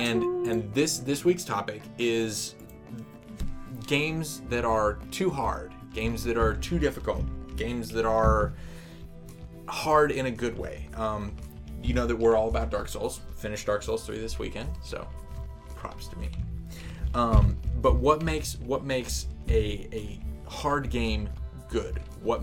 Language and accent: English; United States; I am an American